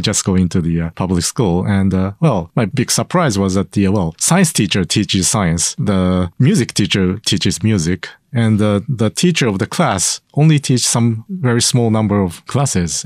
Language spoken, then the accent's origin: English; Sendai, Miyagi, Japan; I grew up in Sendai.